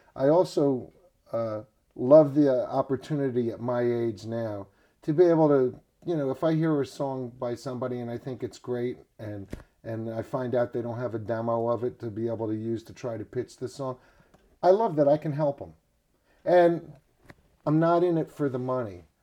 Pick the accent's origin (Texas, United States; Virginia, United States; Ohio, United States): Virginia, United States; Richmond; also born or lived in New Jersey; now in Nashville, United States; I grew up in Richmond, Virginia